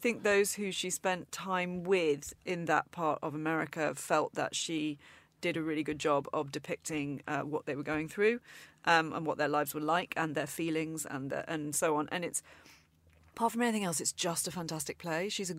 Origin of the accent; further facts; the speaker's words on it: Manchester, North West England, United Kingdom; Manchester is my hometown. I grew up there, and I'm just really excited for audiences there to see it